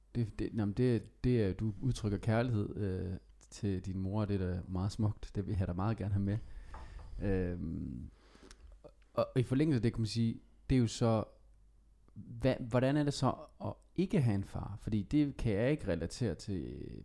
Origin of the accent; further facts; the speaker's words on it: Skive, Central Denmark Region, Denmark; jeg er selv fra Skive